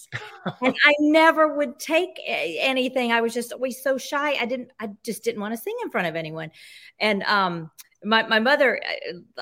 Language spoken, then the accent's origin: English; Jackson, Mississippi, United States; I grew up in Mississippi, in Jackson, Mississippi.